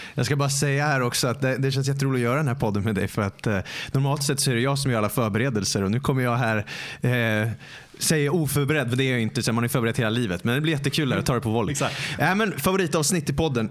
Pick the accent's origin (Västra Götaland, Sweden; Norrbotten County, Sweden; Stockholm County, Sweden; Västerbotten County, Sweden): Stockholm County, Sweden; Stockholm; jag är born and raised i Stockholm